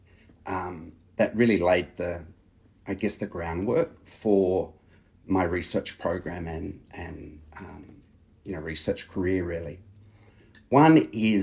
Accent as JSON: {"language": "English", "region": "New South Wales", "country": "Australia", "said": "my home state of New South Wales"}